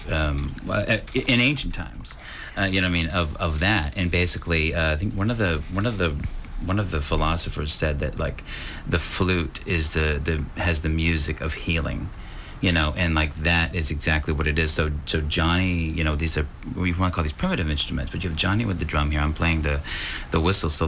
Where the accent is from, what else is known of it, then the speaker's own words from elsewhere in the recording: Wales, United Kingdom; Welsh I'm not Irish, sorry, but yeah, I'm Welsh, which Welsh is definitely one of them.